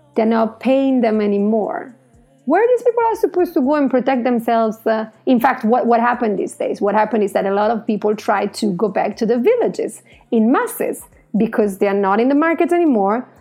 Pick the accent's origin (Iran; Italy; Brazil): Italy; I'm Italian